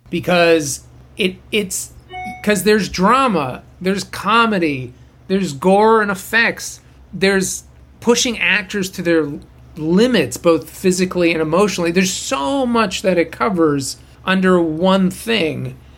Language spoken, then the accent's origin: English; Boston, Massachusetts, United States; moved away as an adult; now in Los Angeles, United States; I'm from Boston, and I I went to Emerson